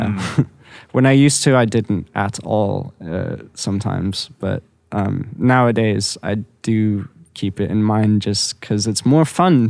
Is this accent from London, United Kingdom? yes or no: yes; London, United Kingdom; Growing up in London was awesome.